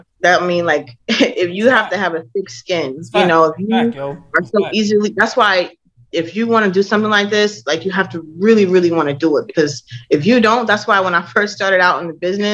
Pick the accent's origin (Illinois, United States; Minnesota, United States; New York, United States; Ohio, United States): Minnesota, United States; moved away as an adult; I grew up in Minnesota.